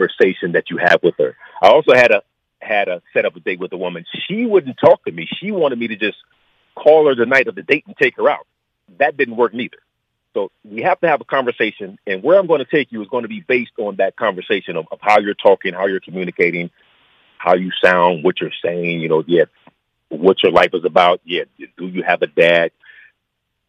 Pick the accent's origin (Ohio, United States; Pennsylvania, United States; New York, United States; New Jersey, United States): Ohio, United States; moved away as an adult; now in Los Angeles, United States; I grew up in Ohio